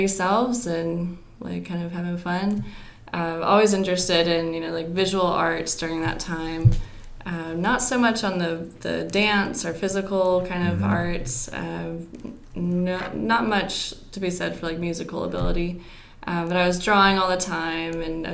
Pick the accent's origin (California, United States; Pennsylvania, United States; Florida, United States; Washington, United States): Washington, United States; Western; born or raised there; moved away as an adult; also born or lived in Louisiana; now in Augusta, United States